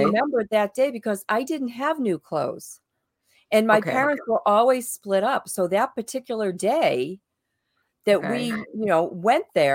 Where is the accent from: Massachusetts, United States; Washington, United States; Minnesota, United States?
Massachusetts, United States; Boston; moved away; I was from Boston